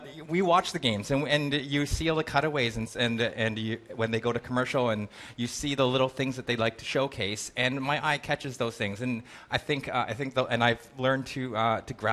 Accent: Canada; I'm Canadian

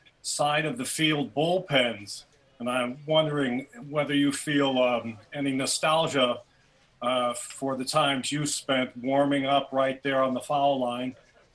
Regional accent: Evanston, Illinois, United States; now in Santa Monica, United States; I live out in Santa Monica, California, but I grew up in Evanston.

